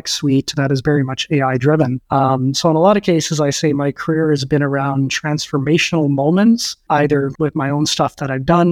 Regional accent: Saskatoon, Saskatchewan, Canada; moved away; also born or lived in Calgary; farm boy, grew up on a farm in Saskatchewan. Parents moved us to Saskatoon in the early 80s.

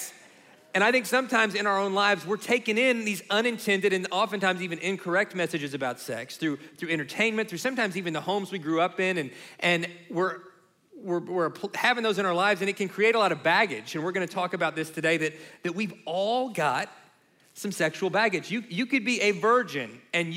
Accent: Kentucky, United States; where we grew up in Kentucky

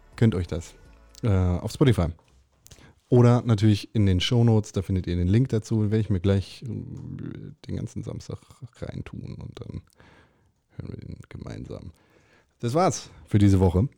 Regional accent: Germany; bei uns in Deutschland

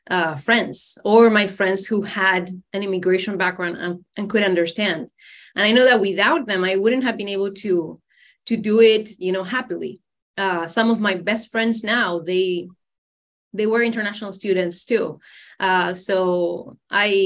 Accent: Argentina; first language Spanish; English is a second language; moved away as an adult; now in United States; back in Argentina, that was my world

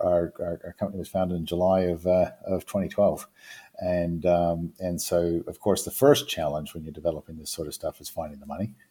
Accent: New Zealand; moved away

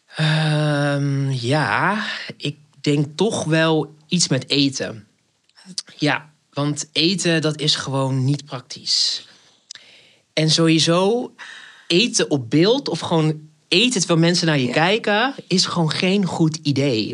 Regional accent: Rotterdam, South Holland, Netherlands; accent: Rotterdam; now in Amsterdam, Netherlands; Ik woon in Amsterdam, maar ik ben geboren in Rotterdam. Dus vandaar dat ordinaire accentje af en toe

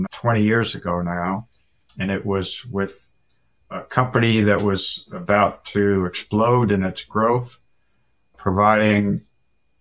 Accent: Manchester, New Hampshire, United States; I was born and raised in Manchester, New Hampshire

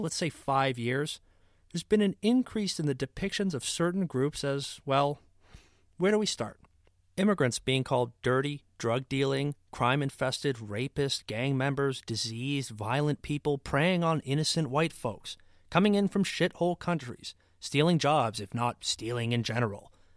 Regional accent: Canada; As a Canadian

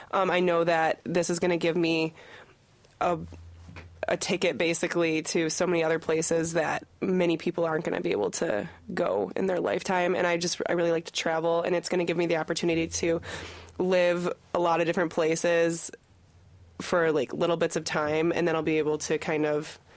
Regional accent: Michigan, United States; I'm from Michigan, but growing up, I grew up in a U of M fan household

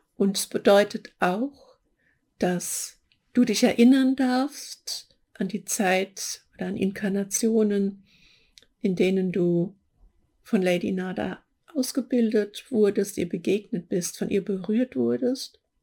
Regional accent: Hesse, Germany; accent: Hessian; jetzt habe ich mich geoutet als Hessin, ja. Die haben da so Probleme mit CH und SCH

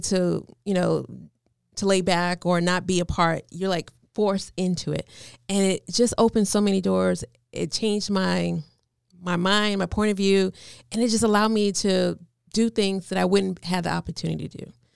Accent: New York, United States; moved away; I'm from New York, so I was kinda like a little rebel

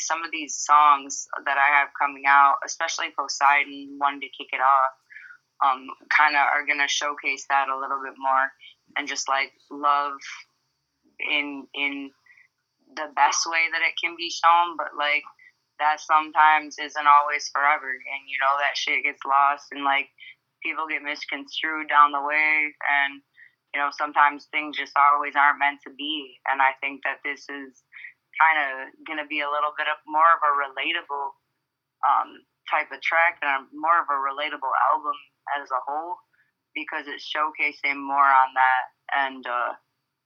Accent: Detroit, Michigan, United States; moved away as an adult; also born or lived in Broward County, Florida; now in Florida, United States; I moved down here about 6 years ago. I'm from Detroit, Michigan, originally.

